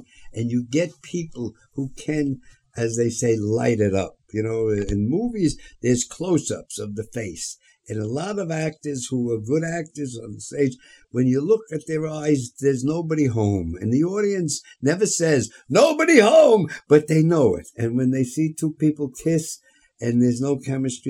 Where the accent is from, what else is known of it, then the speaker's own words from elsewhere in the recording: New York City, New York, United States; I'm from the Bronx